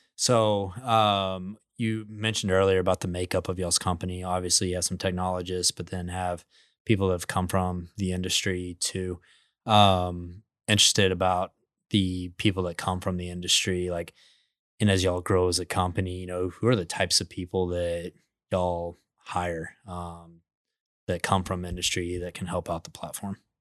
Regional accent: Midland, Texas, United States; I grew up in Midland, Texas, the biggest oil field in the United States

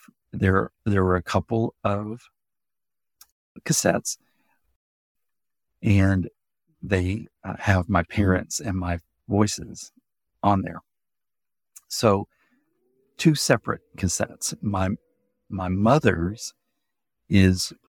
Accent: Gosnell, Arkansas, United States; my hometown is only 4 miles from that town

